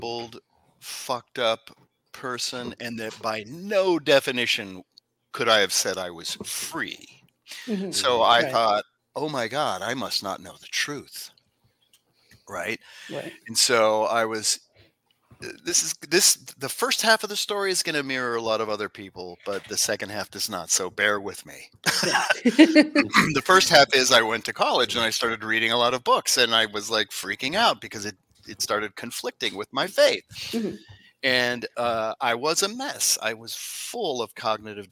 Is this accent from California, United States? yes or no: yes; Los Angeles, California, United States; I'm from Los Angeles where it's gross and it's dangerous and there's homeless people everywhere